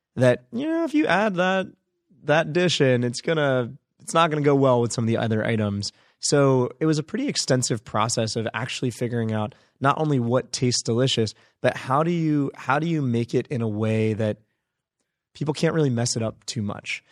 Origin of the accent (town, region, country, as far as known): United States; born or raised there; also born or lived in India (ancestry)